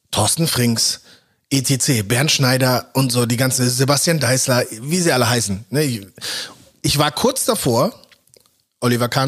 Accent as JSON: {"language": "German", "country": "Germany", "tie": "born or raised there", "said": "ich bin in Deutschland aufgewachsen und war nie woanders, habe nie woanders gelebt und denke auch von mir als Deutscher und nicht als Nigerianer."}